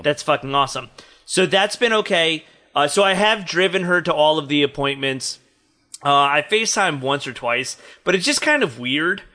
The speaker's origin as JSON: {"language": "English", "region": "New Jersey", "country": "United States", "tie": "born or raised there", "moved": "yes", "lives_now": "New York, United States", "said": "I grew up in Jersey"}